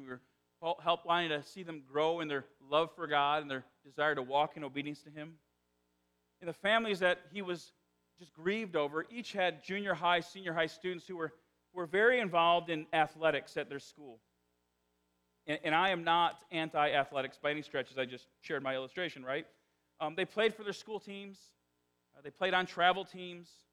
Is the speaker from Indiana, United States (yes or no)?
yes; northwest Indiana, United States; accent: South Side Chicago; moved away; I grew up in the Chicagoland area. But northwest Indiana is is unique in Indiana.